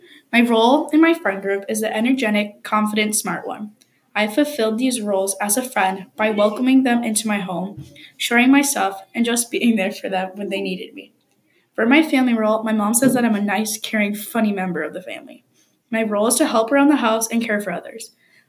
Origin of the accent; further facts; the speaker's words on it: Wisconsin, United States; now in New Brighton, United States; I am from Wisconsin, but I live in New Brighton, Minnesota at the moment.